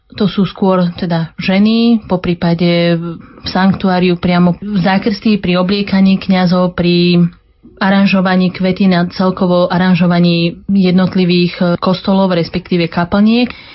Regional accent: Smolenice, Trnava Region, Slovakia; moved away as an adult; now in Bratislava, Slovakia; Pracujem v zariadení domov a sociálnych služieb na Dubravskej v Bratislave, ale pochádzam zo Smoleníc

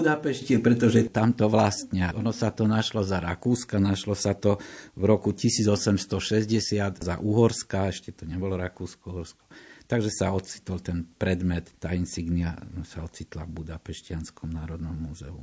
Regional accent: eastern Slovakia, Slovakia; som z východného Slovenska

